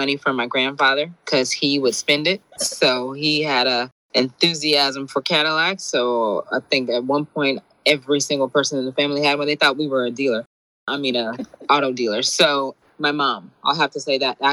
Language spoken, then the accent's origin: English; San Gabriel Valley, California, United States; also born or lived in Shreveport, Louisiana (family) / Compton, California; they moved to, San Gabriel Valley, I think it is. So that's where I kind of grew up.